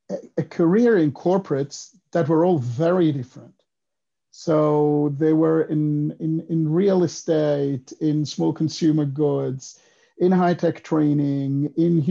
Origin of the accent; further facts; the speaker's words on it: Switzerland; English is a second language; moved away as an adult; also born or lived in Israel / United States; I grew up in Switzerland, so 18 years, the first 18 years of my life, I was there, but then I moved to Israel.